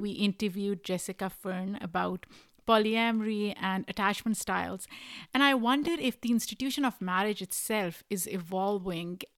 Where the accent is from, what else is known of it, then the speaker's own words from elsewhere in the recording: Pakistan; now in United States; I am an immigrant. I grew up in Pakistan.